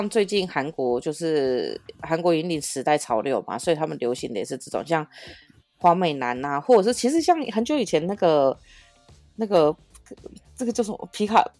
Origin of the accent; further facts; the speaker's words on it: Taiwan; 我觉得台湾人追星一直都很乖巧，